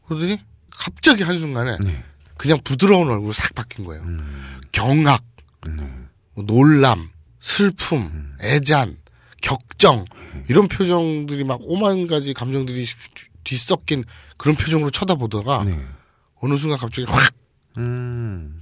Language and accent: Korean; South Korea; 한국에서 왔습니다